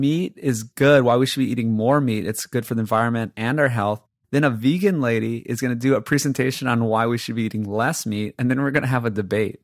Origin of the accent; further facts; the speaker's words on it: Hawaii, United States; I'm from Hawaii, right? I grew up, born and raised in Hawaii.